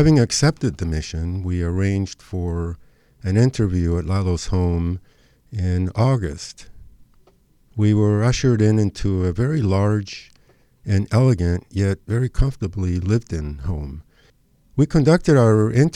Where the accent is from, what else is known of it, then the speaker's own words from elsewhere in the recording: Argentina; now in Los Angeles, United States; whose childhood was spent growing up in Argentina